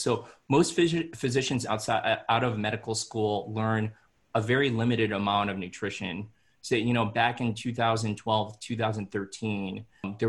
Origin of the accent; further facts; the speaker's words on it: Philippines; And as I said, I'm Filipino, so I had to basically reprogram my mind and my way of living through this whole process.